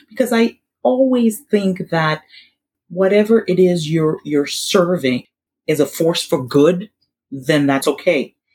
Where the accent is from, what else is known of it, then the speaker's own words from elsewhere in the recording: Haiti; we're from Haiti